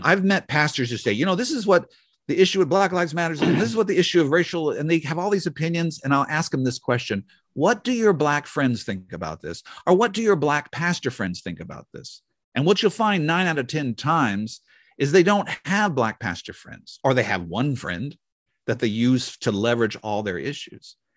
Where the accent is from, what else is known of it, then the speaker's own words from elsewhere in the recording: the Northwest, Pacific Northwest, United States; growing up in the Northwest